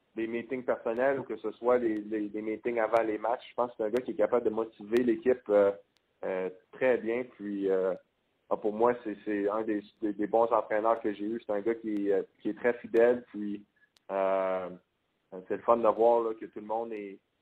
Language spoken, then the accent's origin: French; Quebec City, Quebec, Canada; moved away as an adult; now in Calgary, Canada; j'ai grandi à Québec, donc je suis habitué du euh, du, froid et de la neige